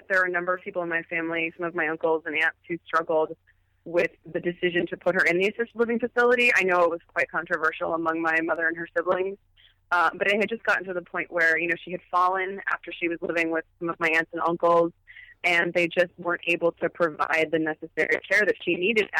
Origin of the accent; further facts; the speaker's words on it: California, United States; Yeah, you know, I'm originally from Southern California.